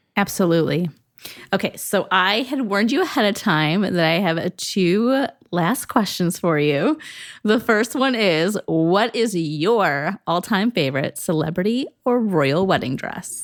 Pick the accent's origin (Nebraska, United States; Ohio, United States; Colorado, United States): Ohio, United States; Northeast; I'm from Northeast Ohio